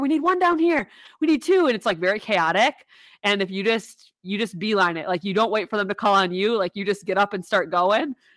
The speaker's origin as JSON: {"language": "English", "region": "Wisconsin", "country": "United States", "said": "we're from Wisconsin"}